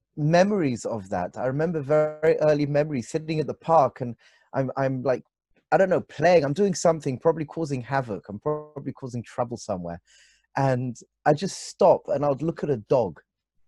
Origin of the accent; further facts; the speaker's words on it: London, United Kingdom; moved away as an adult; now in Israel; Originally from London. Even though my family roots are obviously not from London, but from London. I grew up in London. I was born in London